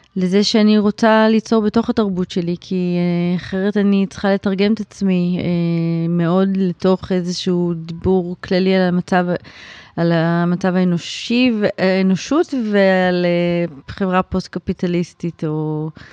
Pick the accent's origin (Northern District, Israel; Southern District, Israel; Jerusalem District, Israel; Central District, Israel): Jerusalem District, Israel; Jerusalem; now in Tel Aviv, Israel; אני בכלל ירושלמית